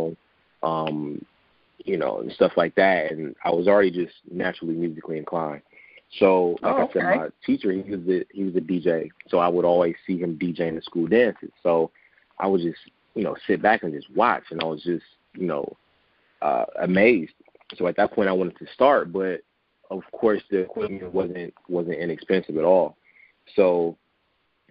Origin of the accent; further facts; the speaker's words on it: Detroit, Michigan, United States; I was born and raised in Detroit on the west side